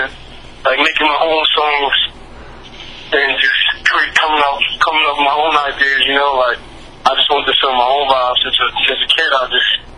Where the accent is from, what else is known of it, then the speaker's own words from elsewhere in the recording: New York City, New York, United States; I'm from the Bronx, New York